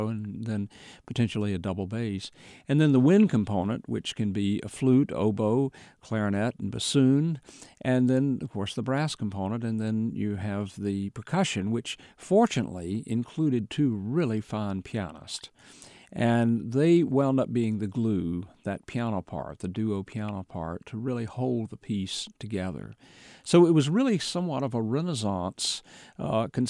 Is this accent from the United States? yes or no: yes; Charlotte, North Carolina, United States; Charlotte, which happens to be my hometown as well